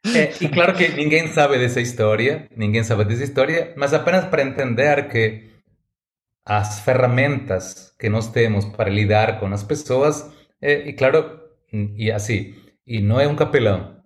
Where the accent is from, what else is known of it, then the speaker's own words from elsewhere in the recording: Argentina; Portuguese is a second language; moved away as an adult; now in São Paulo, Brazil; Nasci na Argentina, hum, meu sotaque já fala mais alto do que eu